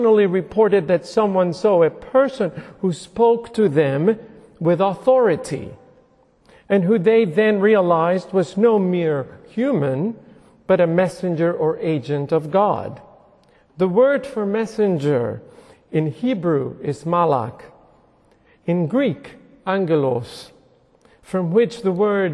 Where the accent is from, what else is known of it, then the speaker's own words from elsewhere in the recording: Puerto Rico; moved away; I was a very devout little boy growing up in Puerto Rico.